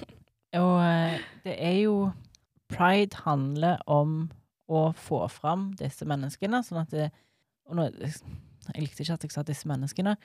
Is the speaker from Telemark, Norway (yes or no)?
no; rural inland Norway, Innlandet, Norway; For jeg er fra Bygd-Norge. Jeg er jo ikke fra Stavanger. Jeg er liksom innlandet.